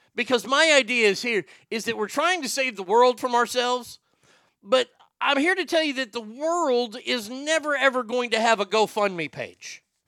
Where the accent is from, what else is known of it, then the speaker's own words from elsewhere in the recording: Garland, Texas, United States; my hometown